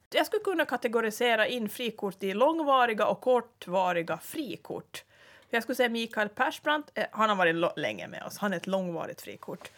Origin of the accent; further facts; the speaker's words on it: Ostrobothnia, Finland; moved away as an adult; now in Åland, Finland; Ursprungligen så är vi alltså inte ålänningar utan jag är då från Österbotten